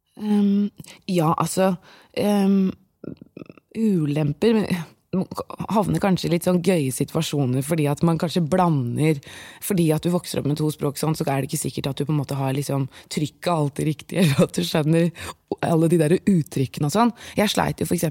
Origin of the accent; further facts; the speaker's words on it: Bærum, Akershus, Norway; first language Persian and Norwegian; født og oppvokst i Bærum